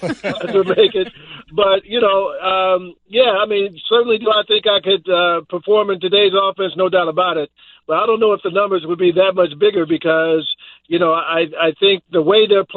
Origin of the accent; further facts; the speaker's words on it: Dallas, Texas, United States; I grew up here in Dallas